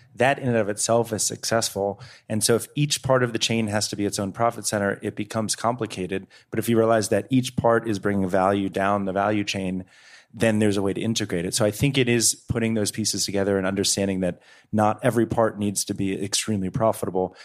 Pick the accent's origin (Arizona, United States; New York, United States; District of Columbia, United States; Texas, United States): District of Columbia, United States; Washington; also born or lived in Eastern Shore of Maryland (ancestry); I come from sixth generation of farmers in the Eastern Shore of Maryland, but I grew up in Washington, D C.